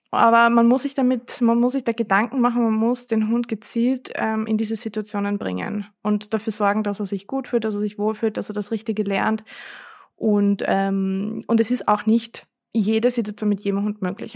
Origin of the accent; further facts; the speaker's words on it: Vienna, Austria; bei uns in Wien